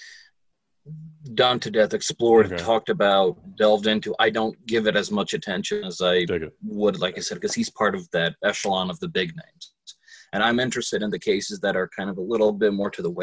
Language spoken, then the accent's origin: English; Lodi, New Jersey, United States; Growing up in Jersey and growing up in Lodi